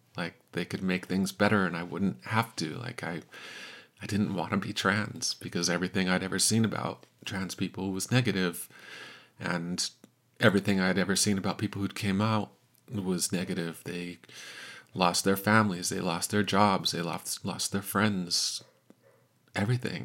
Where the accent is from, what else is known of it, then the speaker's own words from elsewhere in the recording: Salt Lake City, Utah, United States; I'm from Salt Lake City, Utah